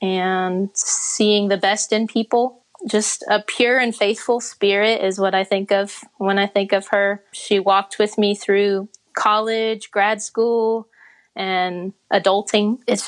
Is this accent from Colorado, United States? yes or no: no; Virginia, United States; born there; also born or lived in Dallas / Connecticut; So I was born in Virginia. Then we moved to Texas. My dad's side of the family's from Tyler and my mom from San Antonio.